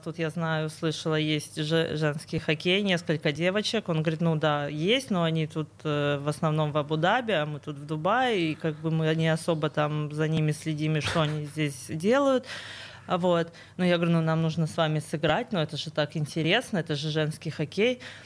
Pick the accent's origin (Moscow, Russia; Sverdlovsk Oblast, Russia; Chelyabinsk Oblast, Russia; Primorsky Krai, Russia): Sverdlovsk Oblast, Russia; я тоже родом из Свердловской области